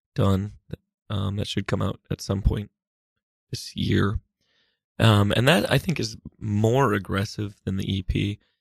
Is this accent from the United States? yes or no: yes; Massachusetts, United States; now in New York, United States; I grew up in Massachusetts, but I've lived in New York for a while.